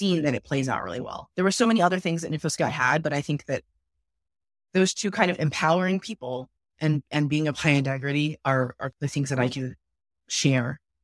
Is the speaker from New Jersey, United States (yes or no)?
no; Roseville, California, United States; also born or lived in Berkeley, California; growing up in Rose, it was really interesting. It's a fairly conservative town or city, if you might call it. It's twenty minutes outside of Sacramento